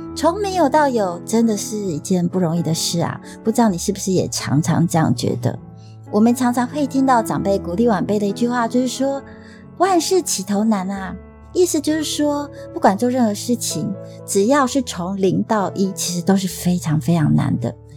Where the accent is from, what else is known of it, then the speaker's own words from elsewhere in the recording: Taiwan; accent: Taiwanese Mandarin; 我偶尔不标准的台湾国语